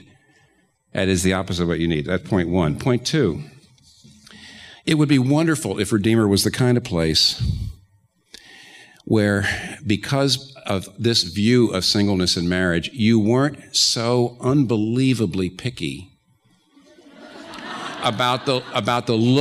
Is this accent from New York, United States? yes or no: yes; New York, United States; I'm a New Yorker